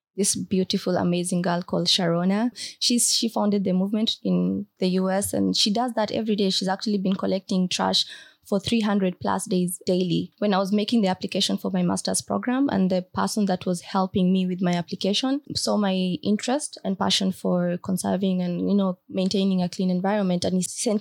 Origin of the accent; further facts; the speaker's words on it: Marsabit County, Kenya; I grew up in Marsabit County